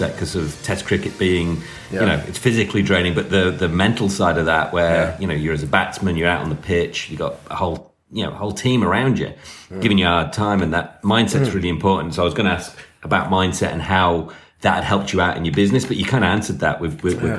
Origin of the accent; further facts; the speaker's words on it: United States; as an American